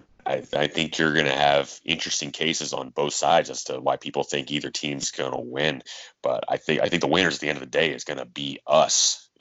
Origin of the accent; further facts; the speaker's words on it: Youngstown, Ohio, United States; if we're from Youngstown, Ohio.